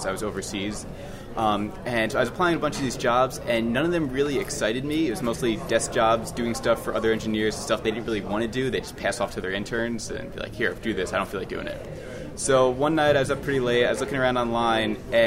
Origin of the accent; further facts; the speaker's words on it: New Jersey, United States; moved away as an adult; also born or lived in New York; I'm from New Jersey. I go to school in New York, so I've mainly lived on the East Coast.